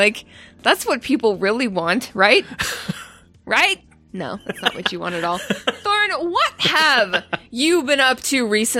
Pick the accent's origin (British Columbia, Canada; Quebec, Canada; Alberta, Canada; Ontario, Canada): Ontario, Canada; now in United States; I'm from Ontario. I'm Canadian. and I just sort of live in the States.